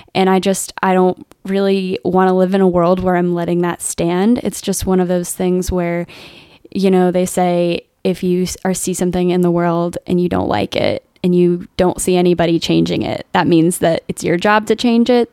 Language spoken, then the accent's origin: English; Alexandria, Virginia, United States; moved away as an adult; also born or lived in San Francisco; now in Baton Rouge, United States; I grew up in Alexandria, Virginia